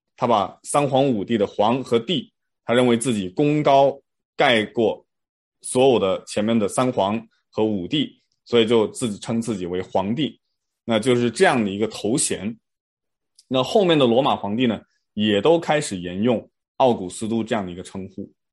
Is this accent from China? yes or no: yes; China; 我们中国人